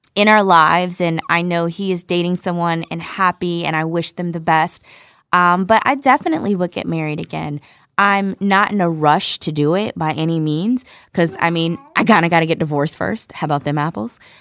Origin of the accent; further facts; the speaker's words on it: Irvington, New Jersey, United States; moved away; New Jersey, baby, where mommy's from, from Irvington, to be specific. I grew up on Linden Avenue